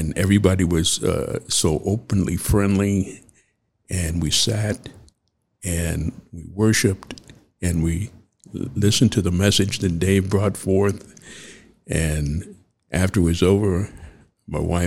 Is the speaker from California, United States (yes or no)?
yes; Los Angeles, California, United States; moved away as an adult; also born or lived in Jackson, Mississippi; we moved to California, and that's pretty much where I grew up, kind of in the Watts area there, or Inglewood